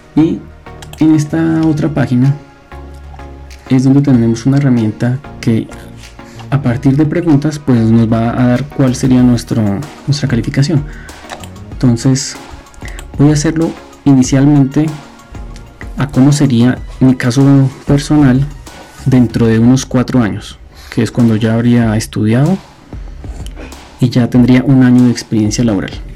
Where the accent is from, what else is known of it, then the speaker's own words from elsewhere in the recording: Colombia; estoy en Colombia